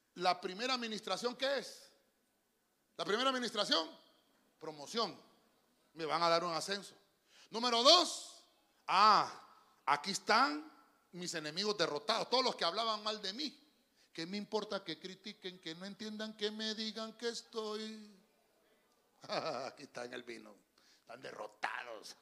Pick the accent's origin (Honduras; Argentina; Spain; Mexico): Honduras; yo soy hondureño